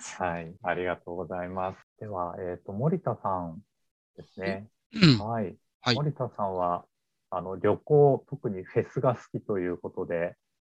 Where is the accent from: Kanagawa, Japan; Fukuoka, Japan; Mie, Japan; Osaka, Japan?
Kanagawa, Japan; Yokohama; also born or lived in Tokyo; 私も横浜の出身なんですけど